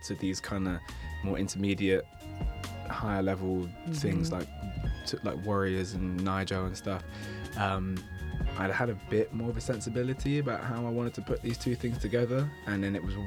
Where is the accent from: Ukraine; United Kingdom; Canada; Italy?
United Kingdom; London; I grew up in West London. I was a Hammersmith baby. Grew up between Hammersmith and Shepherd's Bush